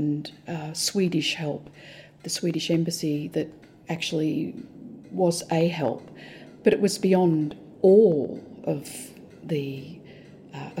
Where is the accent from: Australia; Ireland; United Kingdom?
Australia; now in Hong Kong; We're Australian